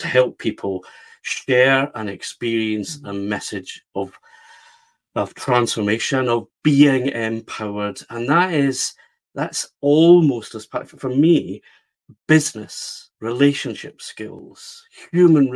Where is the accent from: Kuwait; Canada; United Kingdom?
United Kingdom; west of Scotland; I live near Glasgow in the west of Scotland. And that's where I grew up, in a kind of normal west of Scotland town.